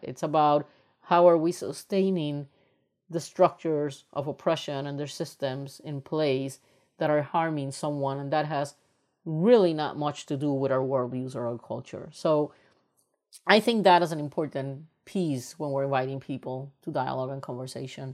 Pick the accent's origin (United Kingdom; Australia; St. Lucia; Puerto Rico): Puerto Rico; moved away as an adult; also born or lived in United States; I am originally from Puerto Rico, and when I was raised up in Puerto Rico, I come from a very privileged family.